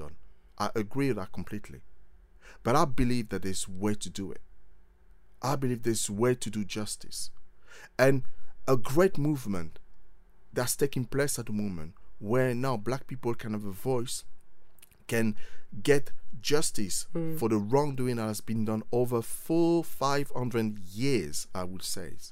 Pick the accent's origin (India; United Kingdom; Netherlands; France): France; Paris, Île-de-France; moved away; I was born in Paris and grew up in France